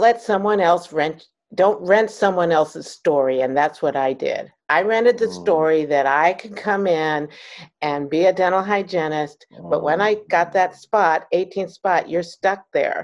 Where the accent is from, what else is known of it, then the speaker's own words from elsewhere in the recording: Maryland, United States; moved away as an adult; also born or lived in California; I grew up in Maryland, okay. Right outside of DC